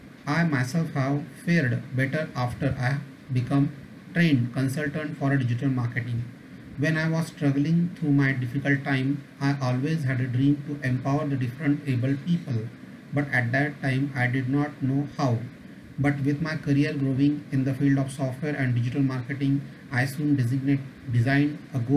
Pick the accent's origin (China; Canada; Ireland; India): India; Pune, Maharashtra; I am from Pune. I am digital marketing trainer and consultant. I have trained many physical disabled people across India